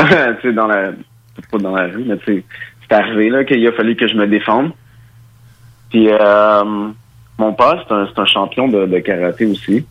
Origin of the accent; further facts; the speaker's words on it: Quebec, Canada; also born or lived in Mali; je suis né au Mali. Je suis arrivé au Québec à l'âge de 4 ans